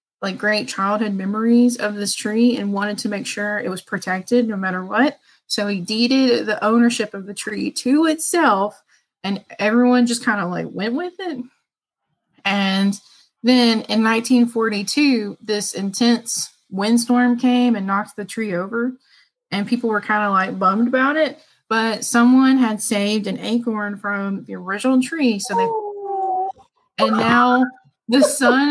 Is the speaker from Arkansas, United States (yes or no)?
yes; Northern Arkansas, United States; I'm from Northern Arkansas